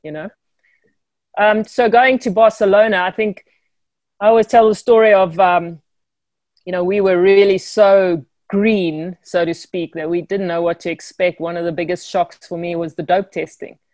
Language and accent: English; South Africa; born or raised there